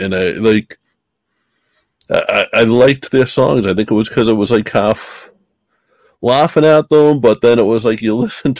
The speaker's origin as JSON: {"language": "English", "town": "Boston", "region": "Massachusetts", "country": "United States", "tie": "born or raised there", "said": "I grew up in Boston, like listening to rap."}